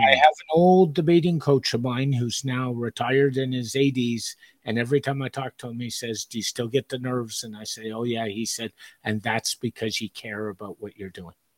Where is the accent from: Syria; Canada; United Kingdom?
Canada; Montreal, Quebec; when I grew up in Montreal